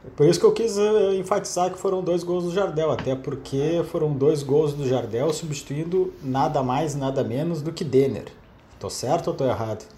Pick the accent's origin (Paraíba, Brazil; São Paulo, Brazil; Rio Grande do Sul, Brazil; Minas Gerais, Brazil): Rio Grande do Sul, Brazil; Porto Alegre; moved away as an adult; now in Rio de Janeiro, Brazil; Tava em casa, em Porto Alegre, pô. Pra quem não sabe, eu sou gaúcho, tô no Rio desde em 2014